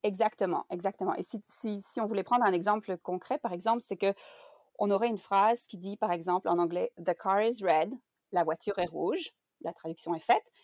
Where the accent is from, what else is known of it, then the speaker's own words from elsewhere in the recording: Belgium; first language French; moved away as an adult; now in Canada; je suis belge. J'ai étudié la traduction en Belgique